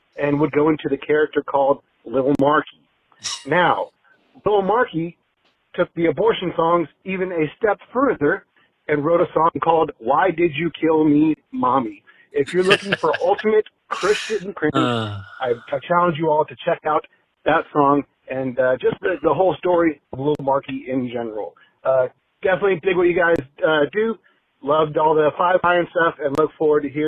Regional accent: Anchorage, Alaska, United States; When I was a young kid, I grew up in Anchorage, Alaska

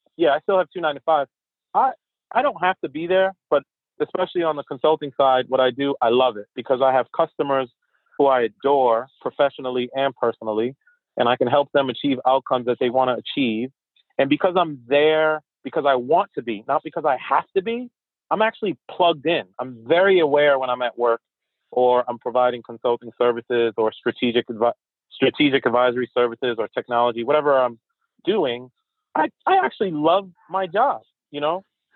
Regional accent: Haiti; first language French; English is a second language; My native language is French and Creole because I'm Haitian, but I also speak Portuguese and obviously English.

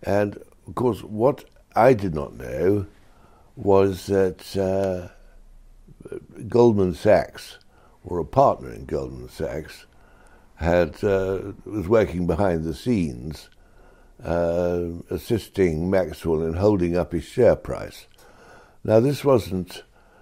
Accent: Oxford, South East England, United Kingdom; I was brought up in Oxford

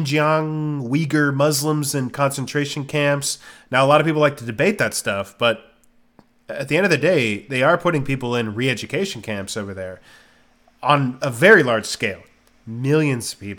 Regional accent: United States; I'm an American

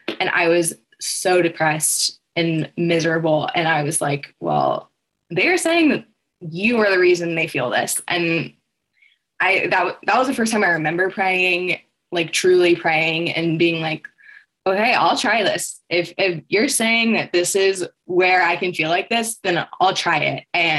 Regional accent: Texas, United States; now in West Lafayette, United States; I'm from Texas and came here for Purdue.

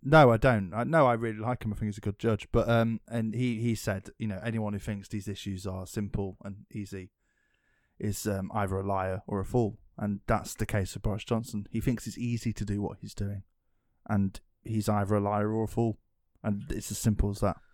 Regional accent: England, United Kingdom; I'm English

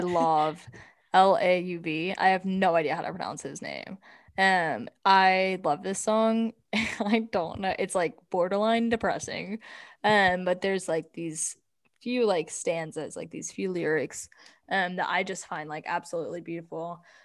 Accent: United States; we're from America

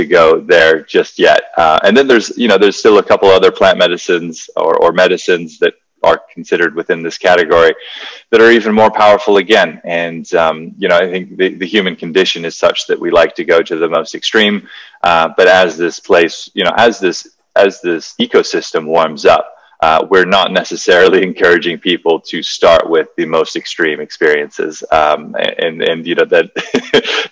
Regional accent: Hawaii, United States; I grew up in Hawaii

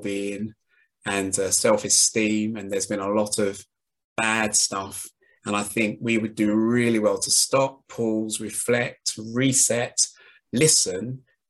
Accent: London, United Kingdom; I grew up in East London

